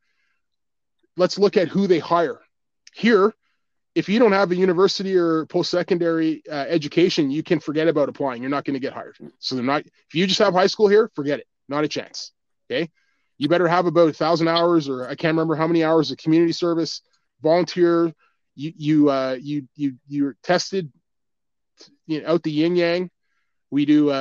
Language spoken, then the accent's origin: English; Ottawa, Ontario, Canada; I grew up right near Ritchie.